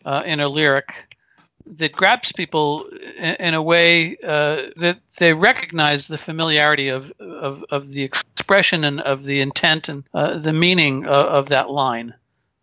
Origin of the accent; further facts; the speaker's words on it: Paramus, New Jersey, United States; I grew up in Paramus, New Jersey